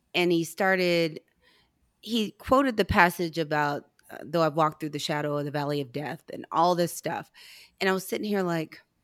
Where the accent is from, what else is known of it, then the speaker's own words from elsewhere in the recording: St. Louis, Missouri, United States; I'm from St. Louis